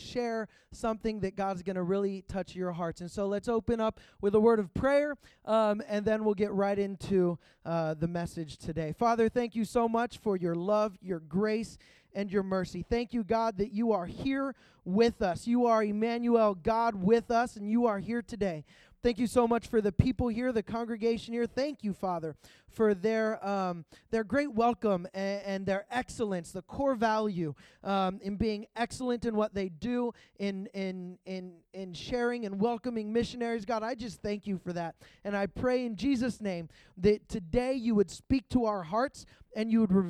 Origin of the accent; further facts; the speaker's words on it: Pittsburgh, Pennsylvania, United States; moved away; also born or lived in Georgia; I'm originally from Pittsburgh, Pennsylvania